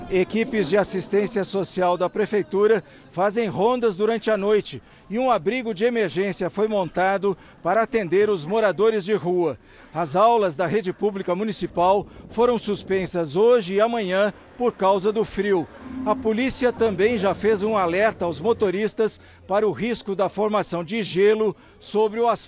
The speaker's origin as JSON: {"language": "Portuguese", "town": "Curitiba", "region": "Paraná", "country": "Brazil", "said": "Nós somos de Curitiba, lá é frio, mas aqui é o dobro, né?"}